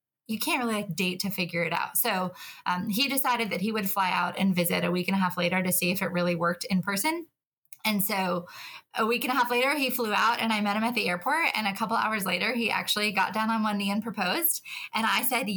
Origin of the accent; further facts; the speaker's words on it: Colorado, United States; moved away as an adult; also born or lived in Egypt; now in Atlanta, United States; I grew up out west in Colorado